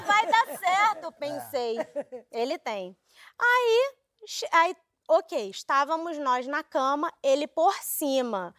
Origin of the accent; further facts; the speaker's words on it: Brazil; eu sou brasileira